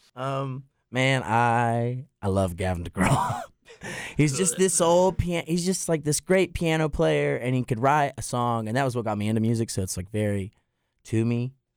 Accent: Plumtree, North Carolina, United States; now in Boone, United States; I grew up an hour away in Plum Tree, deep in the holler.

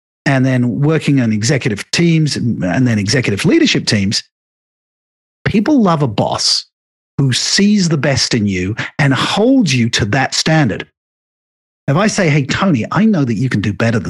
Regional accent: England, United Kingdom; me being an Englishman

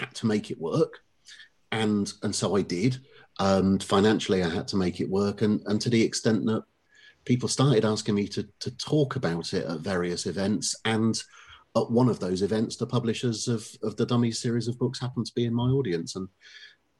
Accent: Oxford, South East England, United Kingdom; now in Witney, United Kingdom; I grew up in Oxford itself

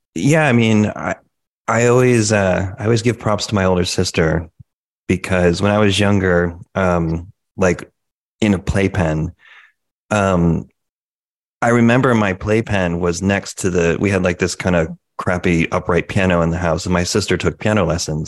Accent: Connecticut, United States; both originally from Connecticut. We grew up there

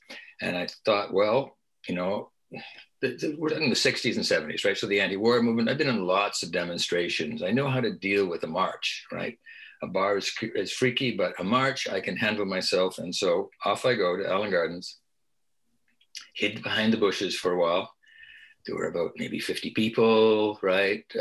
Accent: Beaverton, Ontario, Canada; I grew up in Beaverton, Ontario, very small town, about 1,000 people at the time in the 50s and the 60s.

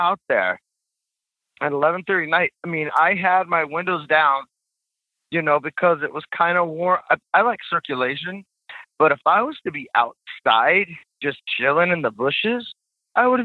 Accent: California, United States; I'm from California, man.

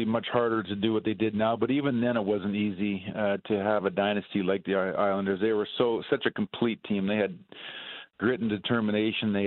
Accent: Edmonton, Alberta, Canada; my hometown, Edmonton.

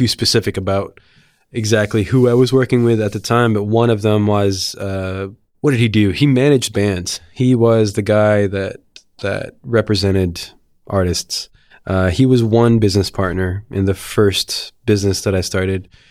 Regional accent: Mount Olive, New Jersey, United States; moved away as an adult; also born or lived in Philadelphia; I went to high school in a town called Mount Olive in northern New Jersey

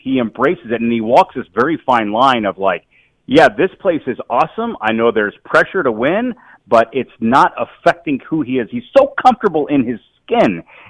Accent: Illinois, United States; I'm an Illinois guy. I grew up in Illinois.

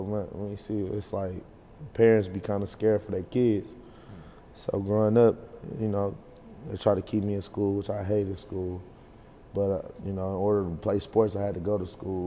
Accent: Beecher, Michigan, United States; I'm from Beecher

